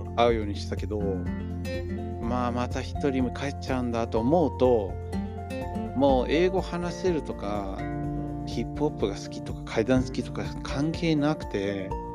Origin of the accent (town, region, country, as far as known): Los Angeles, California, United States; born or raised there; moved away as an adult; now in Japan